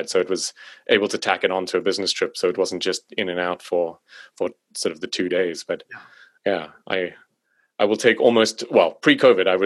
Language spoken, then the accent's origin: English; South Africa; accent: South African; apparently my accent is not very South African.